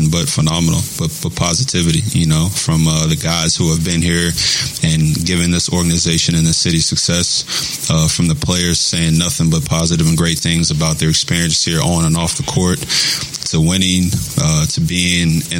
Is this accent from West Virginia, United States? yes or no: yes; West Virginia, United States; moved away as an adult; also born or lived in Kentucky / Toronto; now in Oklahoma City, United States; I grew up in West Virginia uh, pretty much my whole life. I went to Kentucky